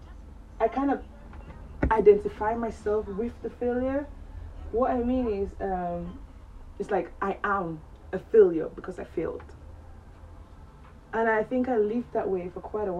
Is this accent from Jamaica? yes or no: no; Cameroon; moved away as an adult; now in England, United Kingdom; I'm originally from Cameroon in West Africa. I'm 25 years old. I moved to England when I was 17 years old